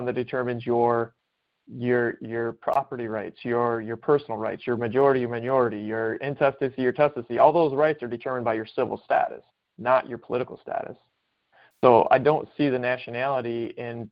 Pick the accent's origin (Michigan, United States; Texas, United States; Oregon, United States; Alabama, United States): Michigan, United States; I was born in Michigan